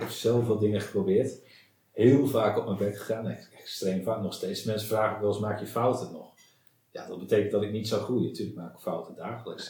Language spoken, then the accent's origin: Dutch; Friesland, Netherlands; ik ben, eh, opgegroeid in Friesland.